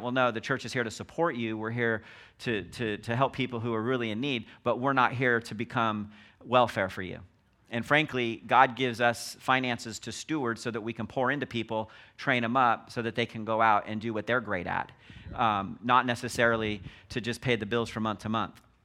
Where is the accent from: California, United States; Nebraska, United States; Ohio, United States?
California, United States; Los Angeles; born and raised in Los Angeles